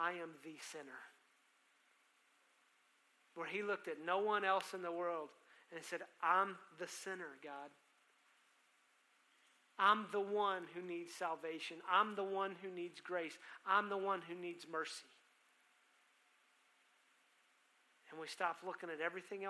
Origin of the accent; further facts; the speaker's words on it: Texas, United States; I'm a Texan